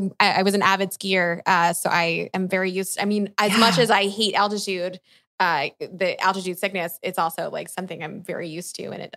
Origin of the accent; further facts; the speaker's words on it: East Coast, United States; I grew up in the East Coast.